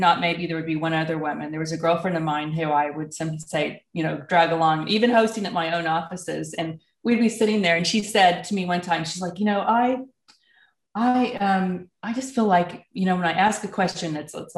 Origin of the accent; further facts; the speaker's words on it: Oklahoma, United States; moved away as an adult; also born or lived in Denver; I'm originally from Oklahoma and I am residing back in Oklahoma again now after many, many years of being in Denver